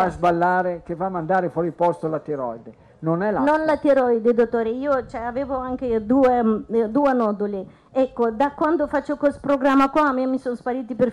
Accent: Moldova; now in Italy; sono moldava da 24

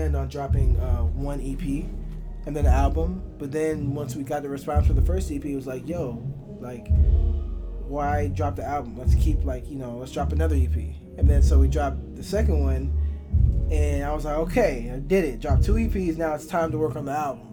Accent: Chicago, Illinois, United States; I'm from Chicago

